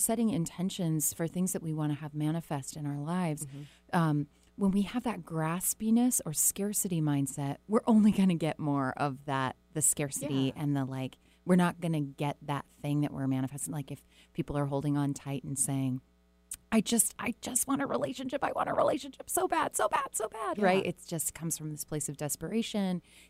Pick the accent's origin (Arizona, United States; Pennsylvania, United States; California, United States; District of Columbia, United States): California, United States; Southern; moved away; I was born in Southern California. It's forever imprinted on my life.